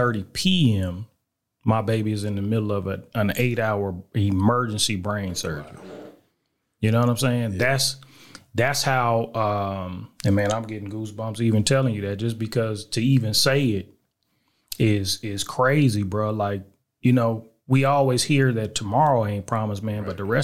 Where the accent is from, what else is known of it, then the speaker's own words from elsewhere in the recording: Little Rock, Arkansas, United States; born there; also born or lived in Germany / El Paso / Killeen; I was born in Little Rock, Arkansas.